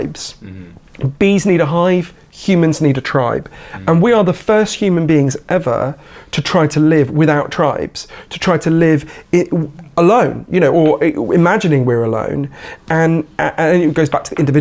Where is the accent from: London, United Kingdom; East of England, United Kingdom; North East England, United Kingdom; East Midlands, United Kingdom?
London, United Kingdom; Edgware; I grew up at the other end of the Northern Line from where we are now. I grew up in Edgware, which is the end of the Northern Line